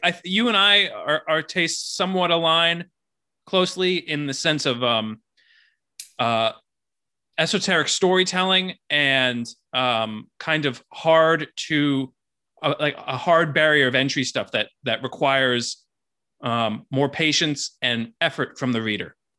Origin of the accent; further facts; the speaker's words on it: Miami Beach, Florida, United States; I was born and raised in Miami Beach